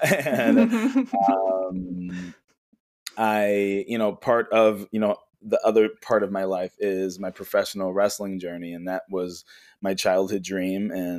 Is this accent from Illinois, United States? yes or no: yes; Chicago, Illinois, United States; from Chicago, Illinois. I am a Reiki healer.